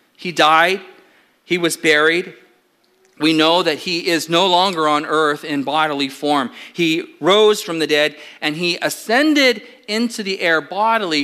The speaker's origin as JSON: {"language": "English", "region": "Southern California", "country": "United States", "tie": "born or raised there", "said": "I grew up in Southern California"}